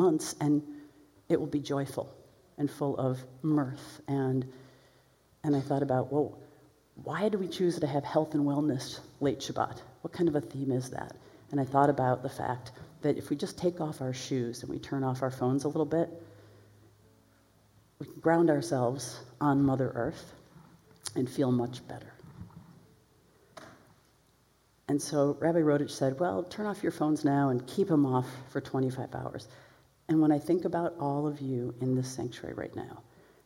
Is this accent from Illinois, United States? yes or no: yes; Chicago, Illinois, United States; I'm from Chicago